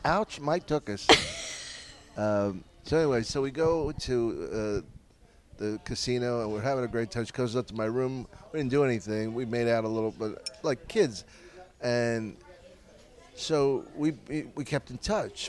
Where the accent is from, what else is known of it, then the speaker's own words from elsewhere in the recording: Philadelphia, Pennsylvania, United States; I'm from Philly